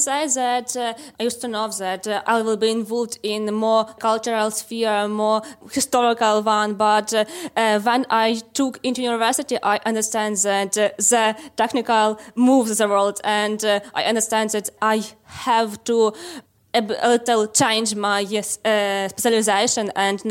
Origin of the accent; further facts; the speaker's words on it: Lviv, Lviv Oblast, Ukraine; We are from Lviv in Ukraine, and you are listening to Women in Tech.